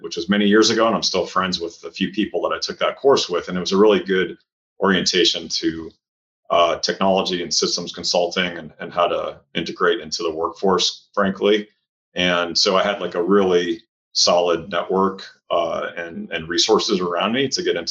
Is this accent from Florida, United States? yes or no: no; Cleveland, Ohio, United States; moved away; also born or lived in St. Louis, Missouri; I grew up in Cleveland, Ohio. That's my hometown